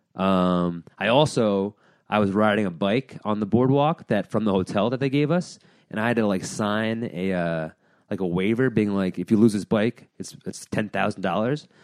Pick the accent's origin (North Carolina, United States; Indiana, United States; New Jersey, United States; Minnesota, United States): New Jersey, United States; also born or lived in Hillsdale, New Jersey; now in New York City, United States; I was born in New York City. I was raised in Jersey